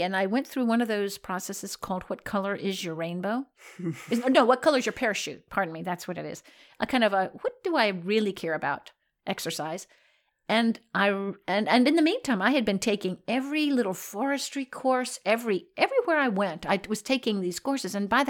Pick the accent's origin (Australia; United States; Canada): United States; Virginia; So I was raised in Virginia, not in South Florida.